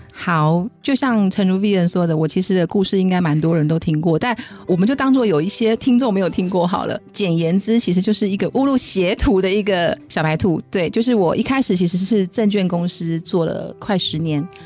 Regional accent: Taiwan; 我们台湾人的脚

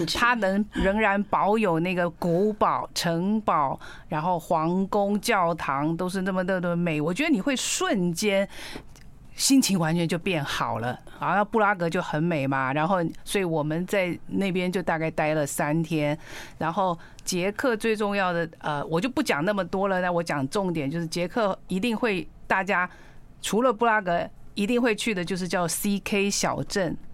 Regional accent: Pingtung County, Taiwan; 我在这屏东的乡下，人家就称我为那个，那个阿多啊阿，阿多啊，洋娃娃

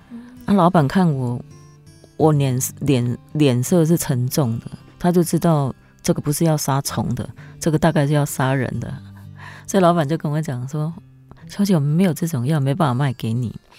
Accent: Kaohsiung, Taiwan; 对，然后因为我又是从高雄市去嫁到新埤，那又没有朋友。

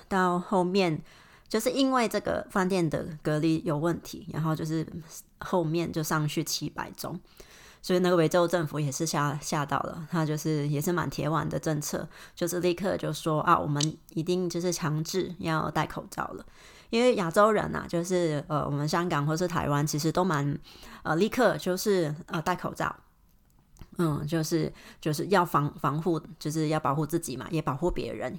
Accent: Hong Kong; Chinese is a second language; moved away as an adult; now in Melbourne, Australia; 我是来自香港的，可是我现在目前住在，呃，墨尔本

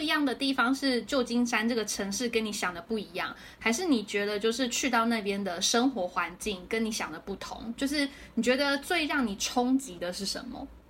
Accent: Taiwan; moved away as an adult; now in San Francisco, United States; 身为一个台湾人，我们是没有机会可以看到那么多游民的

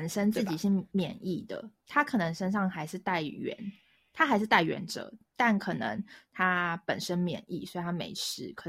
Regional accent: Taiwan; moved away as an adult; now in China; 因为全所只有我一个台湾人嘛

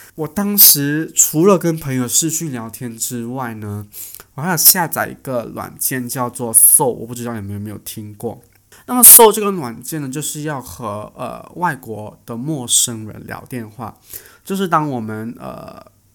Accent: Malaysia; 我们是马来西亚的华人

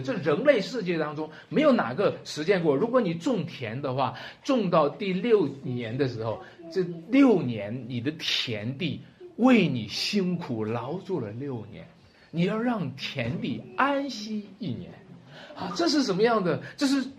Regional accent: China; 我们中国人特别喜欢这个字“喜”

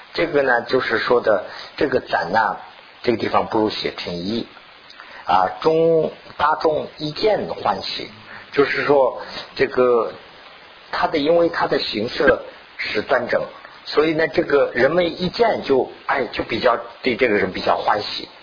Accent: China; 我们是从大陆过来的嘛，毛泽东就是有这个情况。

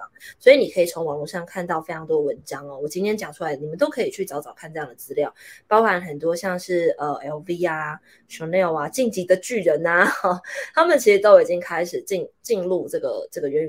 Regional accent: Taiwan; 我现在明明就是一个台湾人，对不对？

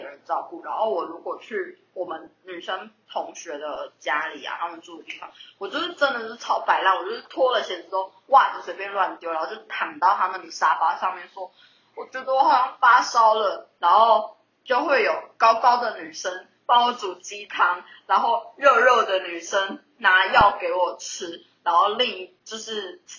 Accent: southern Taiwan, Taiwan; 我是南部来的，然后我在这里没有没有认识的人

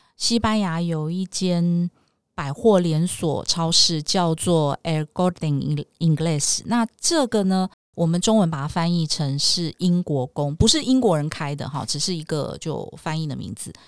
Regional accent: Taiwan; moved away as an adult; also born or lived in Madrid, Spain; 我们台湾人

